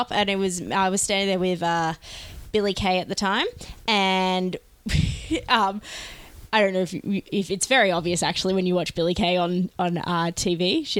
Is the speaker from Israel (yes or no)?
no; Australia; Because we're Australian.